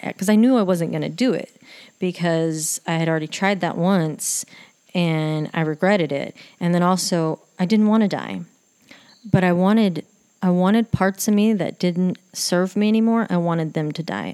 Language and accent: English; Texas, United States; I'd go back to Texas and do hair for like a week to make money